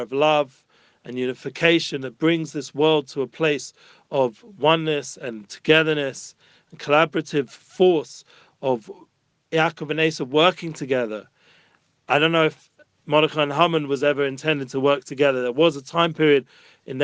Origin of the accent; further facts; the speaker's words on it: London, United Kingdom; moved away as an adult; now in Jerusalem, Israel; as a young child growing up in London